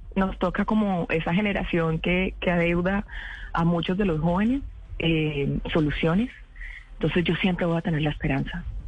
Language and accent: Spanish; Cali, Valle del Cauca, Colombia; Como caleña